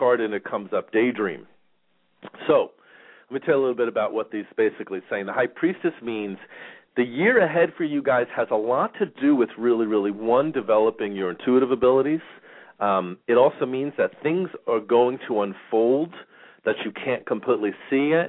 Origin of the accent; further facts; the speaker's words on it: Long Island, New York, United States; now in Phoenix, United States; I grew up in New York and in Long Island, and the weather and the winters were bad. It's pretty much the big reason that I ended up moving to Phoenix